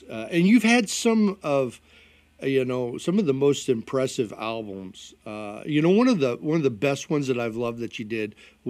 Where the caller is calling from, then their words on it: Illinois, United States; I'm right outside of Chicago.